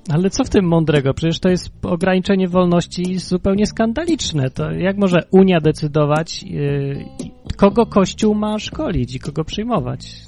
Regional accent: Kraków, Lesser Poland, Poland; poza Krakowem, skąd pochodzę i gdzie każdego roku tą Wigilię obchodziłem

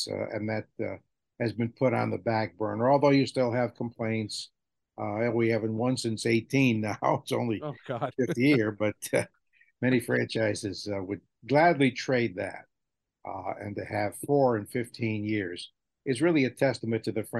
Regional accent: New England, United States; I'm from New England

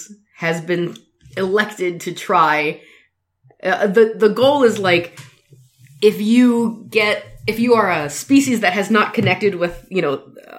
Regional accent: United States; We're the American couple.

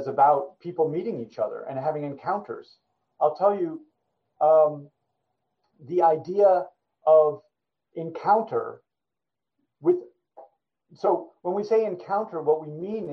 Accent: New York, United States; I grew up in New York.

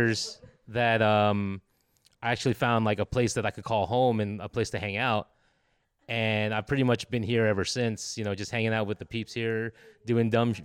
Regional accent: San Diego, California, United States; I'm from San Diego

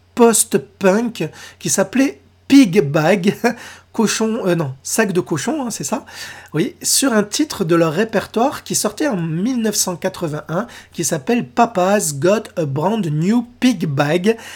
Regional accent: France; chez nous, en France

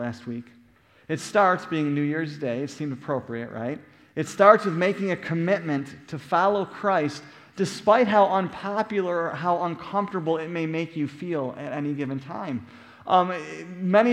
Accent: Buffalo, New York, United States; moved away; growing up in Buffalo, New York.

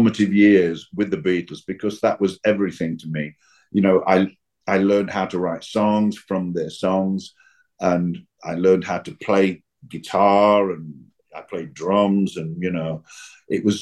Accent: Nottingham, East Midlands, United Kingdom; Nottingham, my hometown

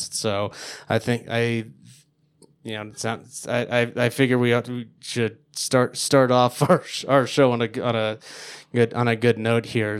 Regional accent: Denver, Colorado, United States; I didn't leave my hometown

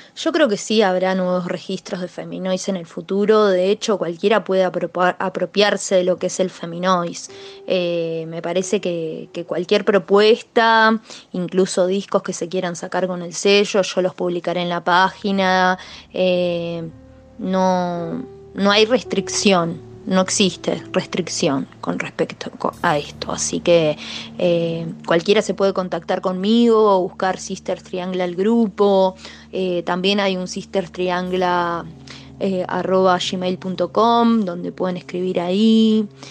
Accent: Argentine Patagonia, Chubut, Argentina; soy de Chubut, de la Patagonia Argentina

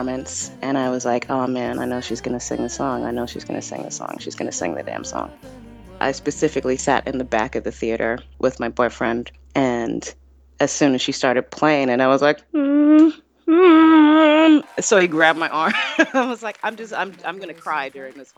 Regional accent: New York City, New York, United States; also born or lived in Cape Town, South Africa; I grew up in Manhattan in the Chelsea Hotel

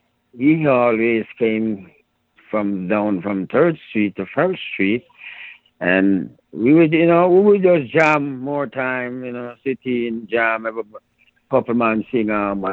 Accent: Jamaica; And you see the thing about it, we grew up with Indians in Jamaica, you know.

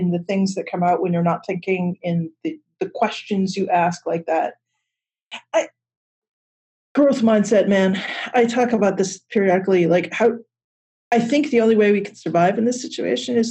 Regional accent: United States; either of us as American citizens, U.S. citizens

